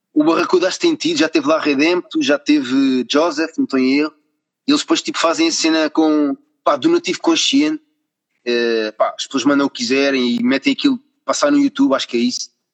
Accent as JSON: {"language": "Portuguese", "town": "Carcavelos", "region": "Lisbon", "country": "Portugal", "said": "eu também sou aqui de perto, sou de Carcavelos"}